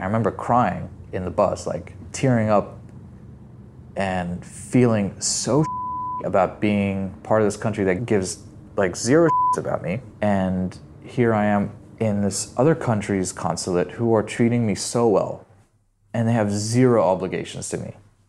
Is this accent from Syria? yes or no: yes; Syria; Where are you from? Syria. My mom, I think she probably tried to do the best that she could to kind of instill a sense of identity, like a Syrian identity in us